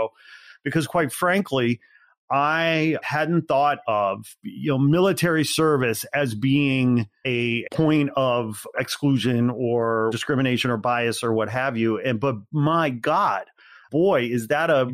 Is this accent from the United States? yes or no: yes; Northwest Indiana, United States; moved away; I'm from Northwest Indiana. I'm a white guy.